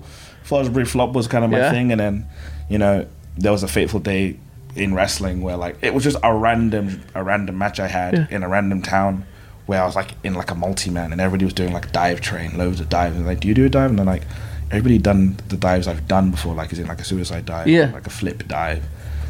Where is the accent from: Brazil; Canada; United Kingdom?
United Kingdom; London; I was growing up in Old Street, it's like a bus away from Bethnal Green.